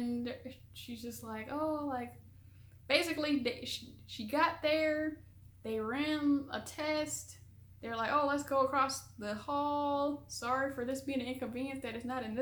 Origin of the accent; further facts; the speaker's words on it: Michigan, United States; moved away as an adult; also born or lived in South Korea; I'm from Michigan, and so we're really close to Canada.